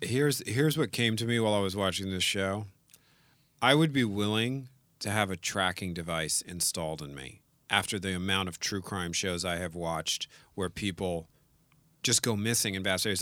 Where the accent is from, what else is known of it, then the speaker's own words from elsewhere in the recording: New Orleans, Louisiana, United States; I'm from New Orleans.